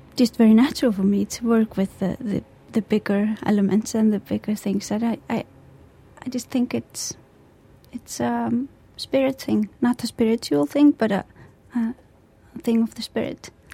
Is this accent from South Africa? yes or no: no; Iceland; when I'm far away from Iceland, the elements in Iceland influence me a lot as well. In the winter, it's you know, you go to work when it's dark